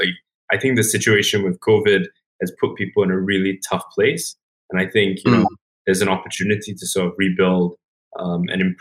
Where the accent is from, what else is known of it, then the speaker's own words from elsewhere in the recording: Singapore; I grew up in Singapore